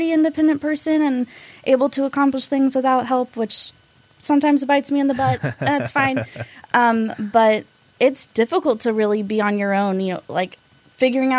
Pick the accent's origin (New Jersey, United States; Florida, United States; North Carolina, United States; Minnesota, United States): North Carolina, United States; moved away as an adult; also born or lived in Arkansas / College Station, Texas; now in Texas, United States; I'm originally from Arkansas, but then when I was 8, I moved to North Carolina and lived there for 10 years. So I say I'm from North Carolina because I've lived there the longest